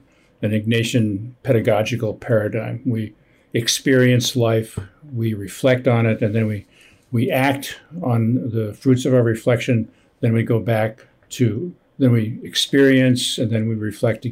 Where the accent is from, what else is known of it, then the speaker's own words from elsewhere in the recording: northern New Jersey, United States; also born or lived in Midwest; I grew up in the Midwest, but mostly in New Jersey. Grew up in northern New Jersey.